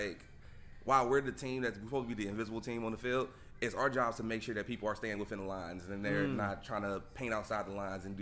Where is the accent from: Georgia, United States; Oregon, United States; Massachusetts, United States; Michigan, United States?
Michigan, United States; Detroit; moved away as an adult; now in Pittsburgh, United States; I'm from Detroit originally